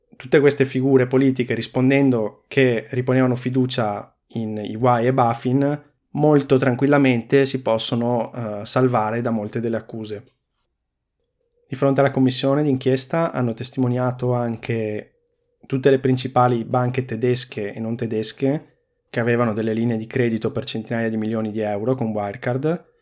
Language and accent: Italian; Veneto, Italy; sono veneto